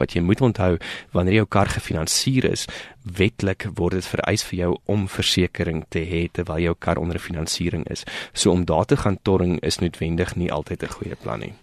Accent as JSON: {"language": "Afrikaans", "country": "South Africa", "said": "ons as Suid-Afrikaners"}